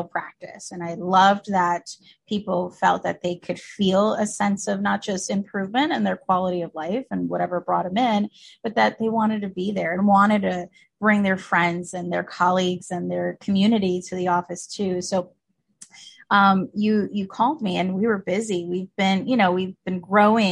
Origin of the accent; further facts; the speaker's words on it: New Jersey, United States; also born or lived in Colombia; I was born here, first generation American, actually in New Jersey, but both of my parents and even my brother, my whole immediate family is from Colombia, South America.